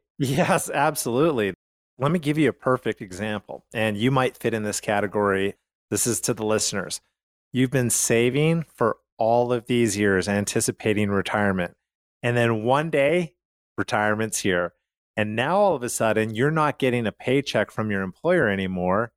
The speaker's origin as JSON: {"language": "English", "town": "Calgary", "region": "Alberta", "country": "Canada", "moved": "yes", "said": "I'm from Calgary"}